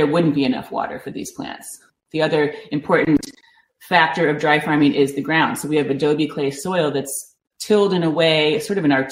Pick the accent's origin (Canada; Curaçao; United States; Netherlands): United States; Granville, Ohio; now in California, United States; I am from Ohio. I'm from a small town in the center of Ohio called Granville, Ohio